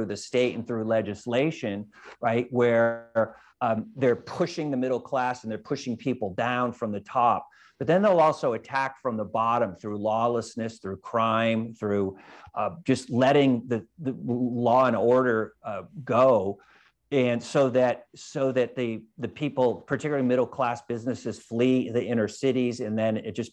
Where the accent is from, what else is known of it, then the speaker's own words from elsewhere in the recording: California, United States; I'm from California, and you have, we have the largest divide between the rich and the poor of any state in the United States